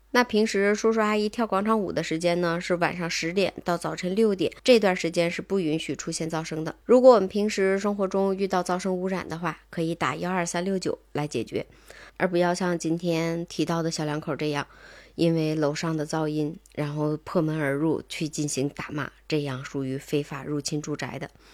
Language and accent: Chinese; Tangshan, Hebei, China; 至少在我们唐山这边儿是